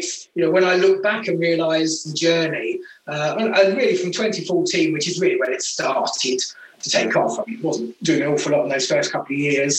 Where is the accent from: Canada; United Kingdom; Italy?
United Kingdom; being a Brit